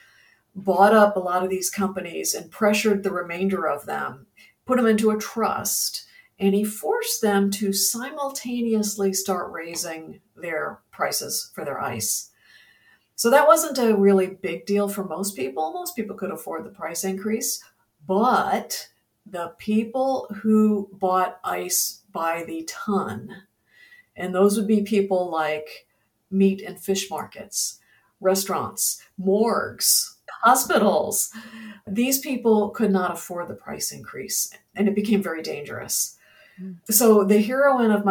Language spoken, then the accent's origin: English; Ohio, United States; also born or lived in Virginia / Texas / Indiana; now in Florida, United States; I'm from the Midwest originally. I'm from Ohio, and I've lived in Virginia and in Texas, Indiana.